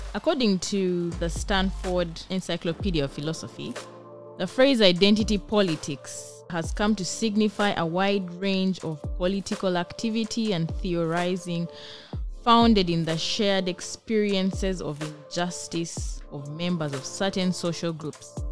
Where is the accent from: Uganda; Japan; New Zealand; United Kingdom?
Uganda; now in Israel; I am a BGU student, Africa Studies from Uganda